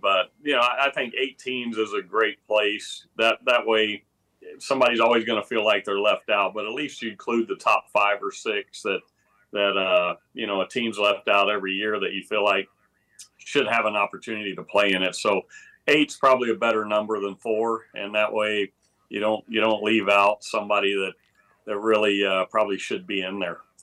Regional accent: Texas, United States; growing up in Texas, it was a running back state back, back when I was in high school in the mid eighties

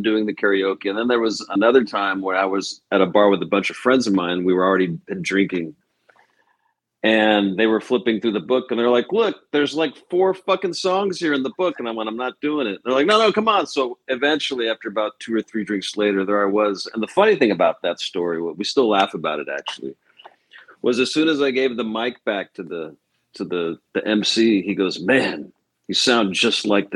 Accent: Kansas City, Missouri, United States; moved away; I'm from Kansas City originally, so I'm a huge Chiefs fan.

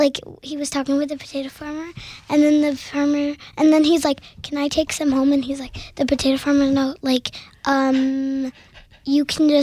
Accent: Idaho Falls, Idaho, United States

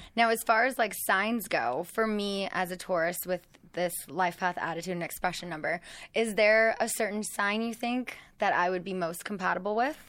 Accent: West Coast, United States; growing up on the West Coast

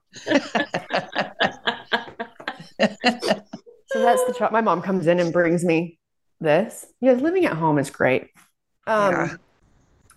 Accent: Salt Lake City, Utah, United States; I'm from Salt Lake

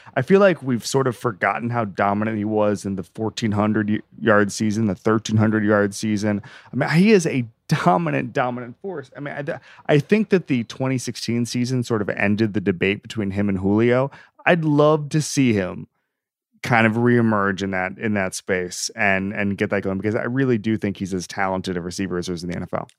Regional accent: Florida, United States; I grew up in Florida and everybody's a Braves fan in Florida

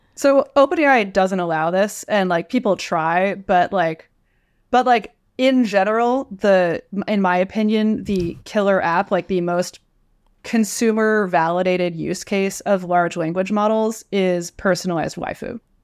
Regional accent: Westchester County, New York, United States; moved away as an adult; now in California, United States; I'm from New York. I'm from Westchester County, not the city

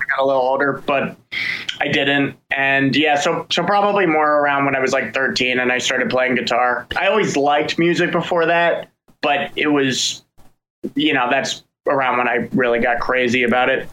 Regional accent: Frederick, Maryland, United States; now in Baltimore, United States; I grew up in Frederick

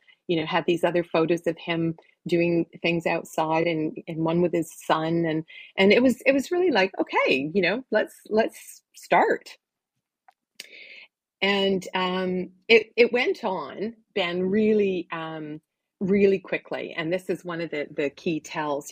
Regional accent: Oshawa, Ontario, Canada; I grew up in Oshawa, Ontario

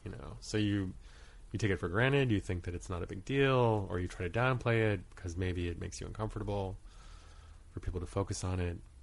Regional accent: Portland, Maine, United States; moved away as an adult; also born or lived in Rhode Island / Guam / Kauai / Truk; starting at age six, I grew up in Maine. And when I left school, for school at the age of 18, we had stayed there for the majority of my childhood

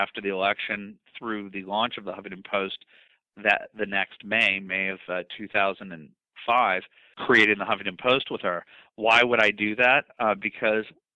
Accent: Los Angeles, California, United States

